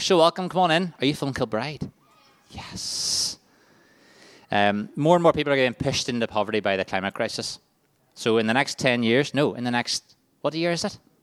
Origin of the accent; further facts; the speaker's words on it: Waringstown, Northern Ireland, United Kingdom; I'm from Waringstown